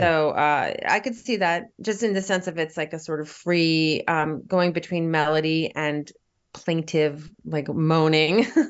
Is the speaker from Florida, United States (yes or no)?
no; Virginia Beach, Virginia, United States; now in New York City, United States; I grew up in Virginia